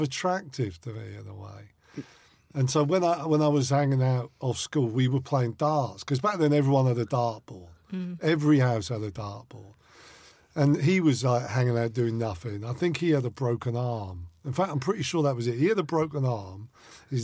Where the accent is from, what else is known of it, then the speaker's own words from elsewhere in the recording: Winchester, South East England, United Kingdom; I grew up in Winchester, which is like a small town, about 60 miles from London, 10 miles from Southampton